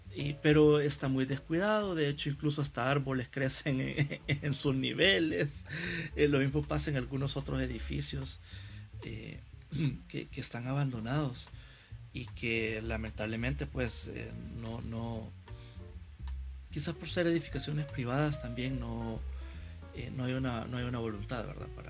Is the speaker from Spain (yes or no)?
no; San Salvador, El Salvador; como salvadoreños, como capitalinos, para quienes vivimos acá en, San Salvador